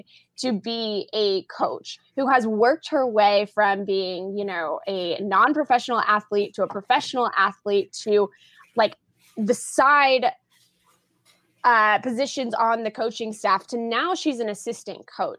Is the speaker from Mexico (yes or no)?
no; Tulsa, Oklahoma, United States; also born or lived in Brooklyn, New York; now in New York, United States; I'm currently based out of Brooklyn, New York, but I am from the Tulsa, Oklahoma area.